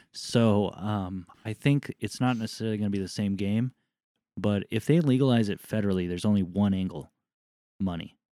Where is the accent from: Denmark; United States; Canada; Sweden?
United States; Southern California; growing up in Southern California